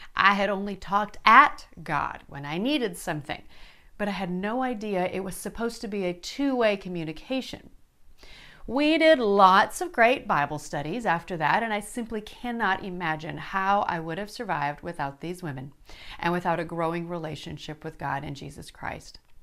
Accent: Yankton, South Dakota, United States; now in Arkansas, United States; I was born and raised in Yankton, South Dakota, my dad's hometown.

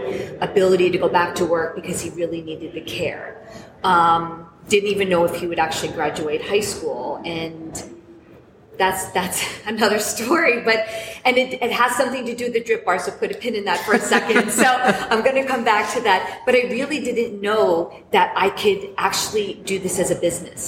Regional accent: New York, United States; I'm looking to open a business in my hometown called the Drip Bar

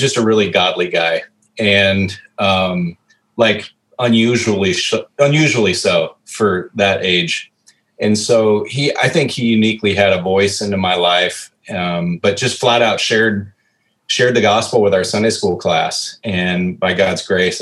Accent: Norwalk, Iowa, United States; also born or lived in Des Moines, Iowa / Spencer, Iowa; lived in Norwalk for 11 years. And then we moved to Spencer, and Spencer was just an awesome place to grow up and still consider that home

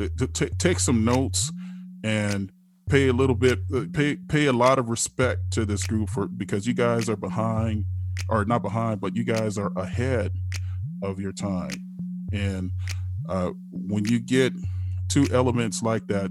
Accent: Chicago, Illinois, United States; I'm from Chicago

